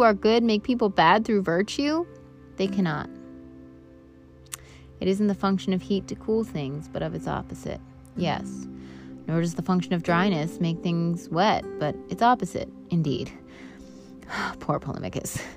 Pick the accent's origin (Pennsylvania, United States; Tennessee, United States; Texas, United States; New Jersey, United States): New Jersey, United States; Vernon; I learned in high school from Dr. Cannavale at Vernon Township High School